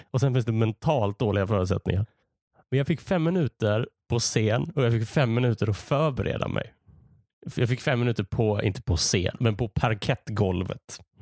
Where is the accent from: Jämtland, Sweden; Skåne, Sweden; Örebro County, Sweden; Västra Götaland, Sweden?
Skåne, Sweden; Malmö; now in Gothenburg, Sweden; Jag är uppvuxen i Malmö. Numera bor jag i Göteborg.